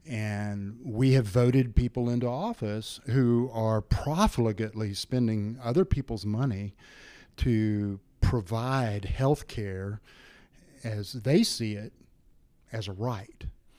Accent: San Angelo, Texas, United States; born there; When I was born in 1957 in San Angelo, Texas, my parents paid cash to the hospital and to the obstetrician for my delivery.

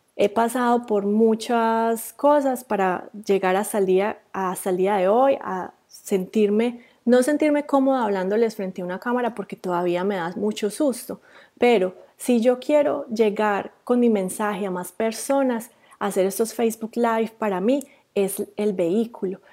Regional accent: Rionegro, Antioquia, Colombia; moved away as an adult; also born or lived in Medellín, Colombia; now in New Zealand; yo también soy colombiana. Eh, yo soy de Río Negro, Antioquia, que es un pueblo cerquita a Medellín

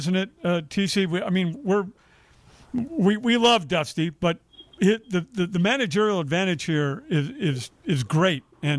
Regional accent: Northern California, United States; we're both from NorCal

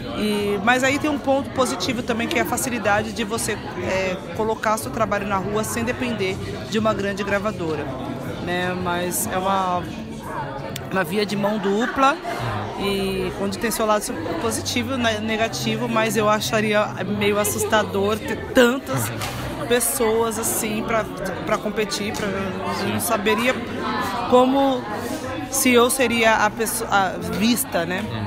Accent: São Paulo, Brazil; nasci na, na Vila Brasilândia

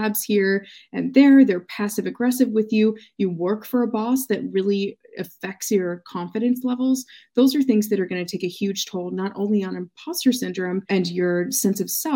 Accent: United States; my experience being American

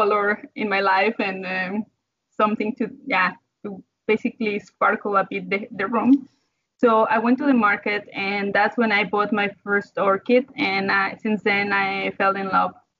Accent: Mexico; moved away as an adult; now in Netherlands; I come from Mexico. And before I came here to the Netherlands 6 years ago

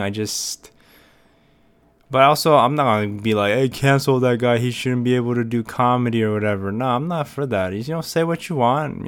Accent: United States; I'm an American and, uh, Korean's not my first language

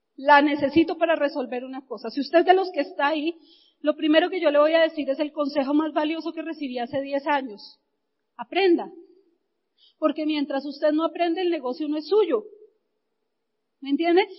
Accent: Bogotá, Colombia; Yo nací, viví, crecí en Ciudad Bolívar

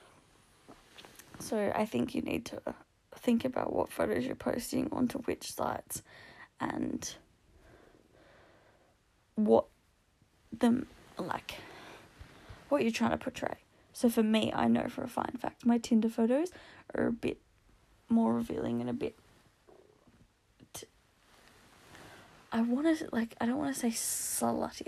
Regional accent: Canberra, Australian Capital Territory, Australia; my hometown is Canberra because I'm Canberran born and raised

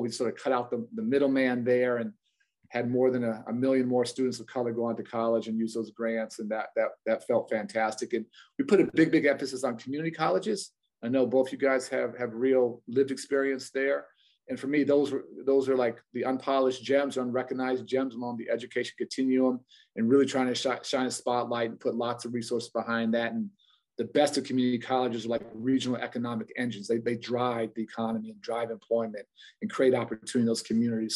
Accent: Chicago, Illinois, United States; we grew up in Hyde Park, literally on the campus of the University of Chicago

